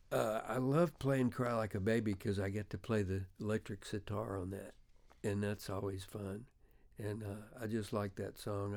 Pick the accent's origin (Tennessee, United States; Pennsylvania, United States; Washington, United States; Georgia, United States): Tennessee, United States; Memphis; I'm from Memphis